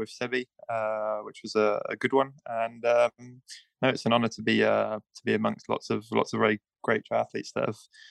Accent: United Kingdom; I'm British and my parents are British originally

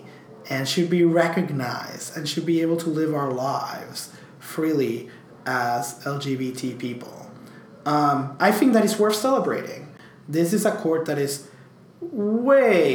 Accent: Puerto Rico; also born or lived in New York; I could not be prouder as a Puerto Rican

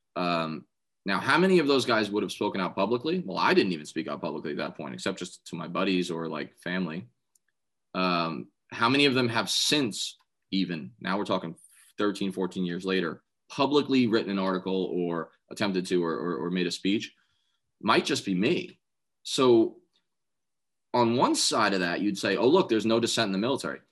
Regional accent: New York City, New York, United States; I grew up in Staten Island

